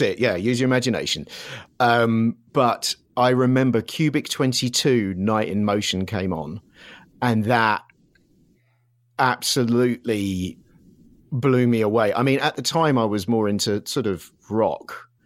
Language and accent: English; Surrey, South East England, United Kingdom; moved away as an adult; also born or lived in London; now in Los Angeles, United States; originally grew up in, just south of London in Surrey